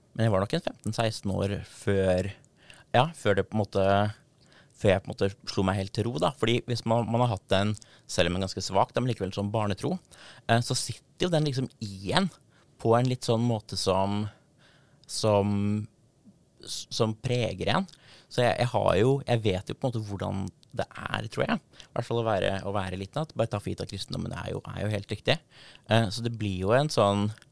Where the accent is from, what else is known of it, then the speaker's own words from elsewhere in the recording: Darbu, Buskerud, Norway; døpt i, i Fiskum gamle kirke, som er en gammel 1200-tallskirke på tettstedet Darbu, som er der jeg kommer fra